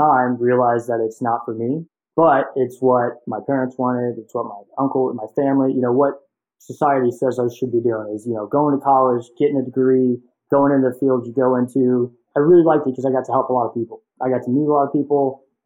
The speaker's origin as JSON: {"language": "English", "town": "Nashville", "region": "Tennessee", "country": "United States", "tie": "born or raised there", "also_born_or_lived": "Cincinnati, Ohio", "moved": "as an adult", "said": "I was born and raised in Nashville, Tennessee, and, you know, grew up there, went to high school there"}